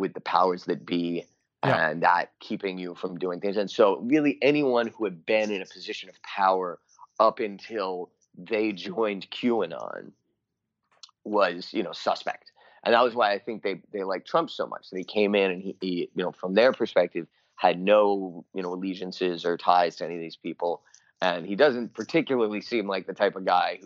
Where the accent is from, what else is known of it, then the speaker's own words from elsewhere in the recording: Washington, District of Columbia, United States; I grew up near Comet Ping Pong and went there a lot